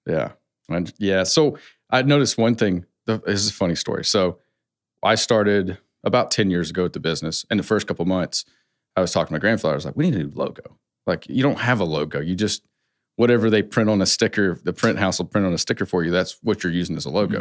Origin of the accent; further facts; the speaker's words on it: West Coast, United States; I come from a Southern family, but I grew up on the West Coast